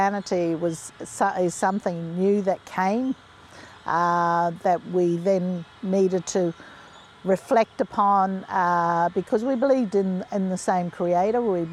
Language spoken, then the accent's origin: English; Winton, Queensland, Australia; also born or lived in Townsville, Queensland; I grew up, was born in a little town called Winton, which is northwest of Longreach.